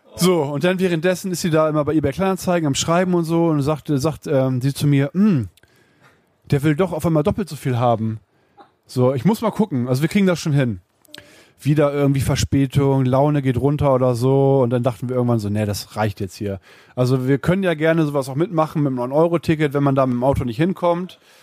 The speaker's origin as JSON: {"language": "German", "town": "Uelzen", "region": "Lower Saxony", "country": "Germany", "said": "In Uelzen. Ich komme aus Uelzen."}